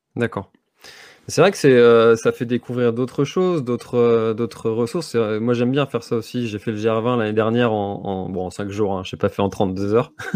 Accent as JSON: {"language": "French", "region": "Brittany", "country": "France", "said": "chez nous en Bretagne"}